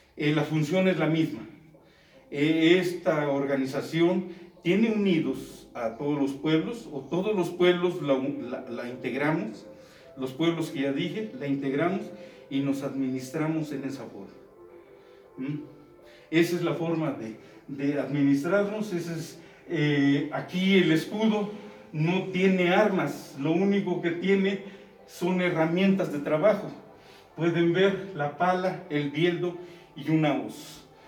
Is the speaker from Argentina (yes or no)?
no; Mexico; siendo mexicanos, siendo de la región